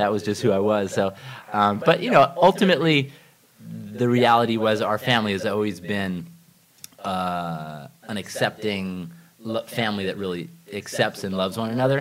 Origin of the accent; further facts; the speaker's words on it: Ithaca, New York, United States; I grew up in Ithaca, New York